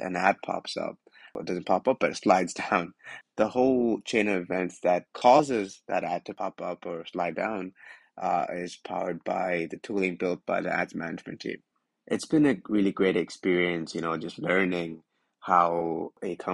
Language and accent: English; Canada; moved away as an adult; now in New York City, United States; I'm a Canadian, well, based out of New York City. I just moved here a couple months ago